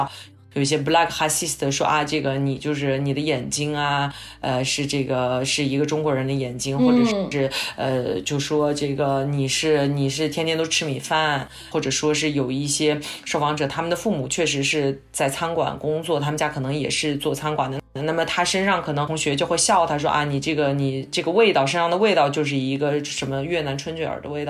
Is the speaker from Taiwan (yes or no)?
no; France; born there; 我作为一个长着就是亚洲面孔的人，为什么我出生在法国呢？那么我出生在法国，那为什么我的父母又让我一直学中文？